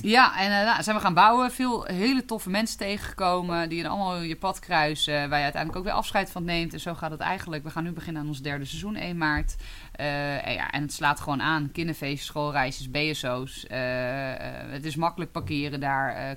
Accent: Twente, Overijssel, Netherlands; now in Haarlem, Netherlands; ik ben in Twente opgegroeid

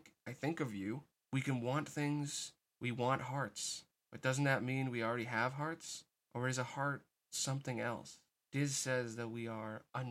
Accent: United States; as an American

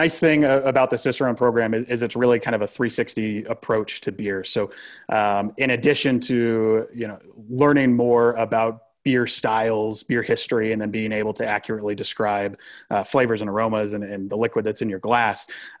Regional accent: Denver, Colorado, United States; Born and raised in Denver, yeah.

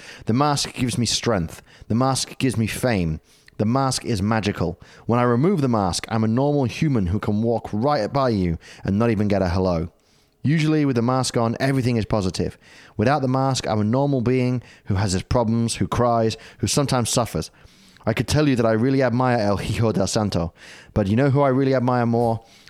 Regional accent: United Kingdom; now in Australia; I'm British.

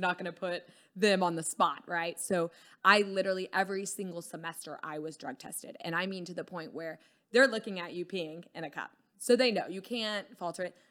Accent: Dallas, Texas, United States; also born or lived in Houston / Colorado; just grew up around Dallas through college and stuff

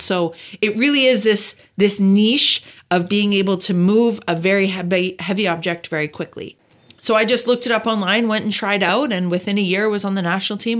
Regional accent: Calgary, Alberta, Canada; moved away as an adult; also born or lived in Del Mar, United States; now in Carlsbad, United States; I grew up in Calgary, Alberta, Canada

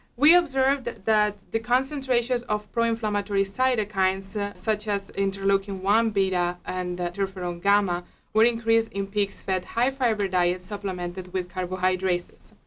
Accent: Spain; moved away as an adult; now in Minnesota, United States; I'm a veterinarian from Spain.

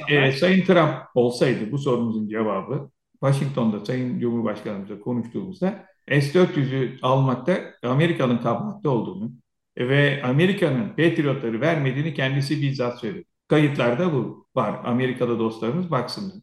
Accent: İzmir, Turkey; also born or lived in Söke

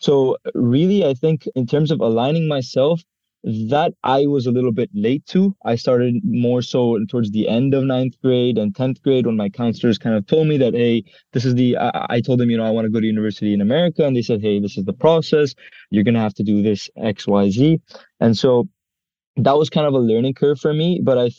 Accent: India; English is a second language; also born or lived in Israel; now in United Arab Emirates; go to school in Dubai at the American School of Dubai. I'm actually an international student and I'm Indian. And before that, I used to even go to school in Israel.

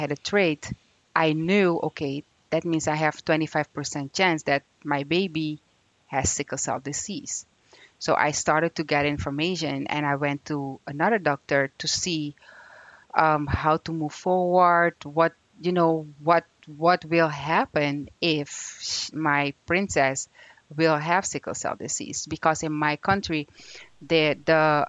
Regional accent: Suriname; moved away; I'm from Suriname, which is in South America, the most beautiful country in South America

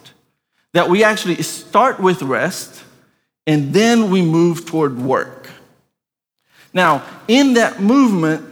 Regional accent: Brazil; moved away; I grew up in Brazil.

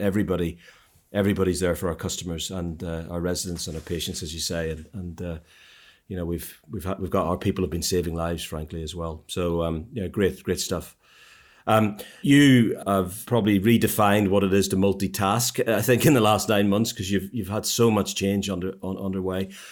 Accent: Ireland; now in United Kingdom; I'm an Irishman

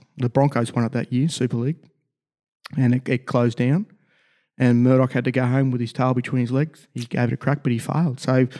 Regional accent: Australia; Where are you from? From Australia. I thought so.

